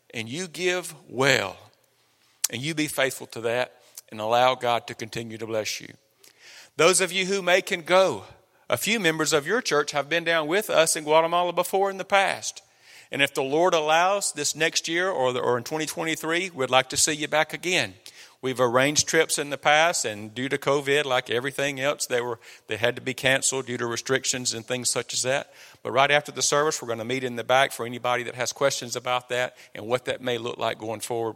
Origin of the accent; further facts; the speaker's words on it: Copiah County, Mississippi, United States; moved away; we come from Kapai County, Mississippi. We're homegrown